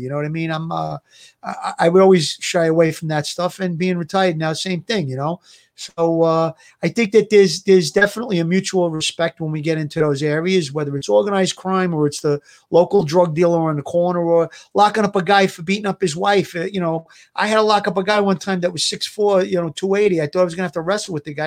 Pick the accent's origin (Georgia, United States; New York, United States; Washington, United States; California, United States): New York, United States; I grew up in the neighborhood. I was, uh, I grew up around Avenue, and there was wise guys around where I grew up, and, and my family comes from Coney Island